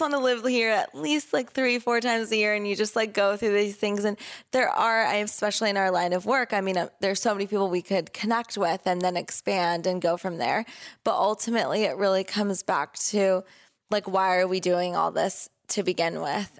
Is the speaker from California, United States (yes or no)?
yes; Southern California, United States; also born or lived in Oregon; we grew up here in Southern California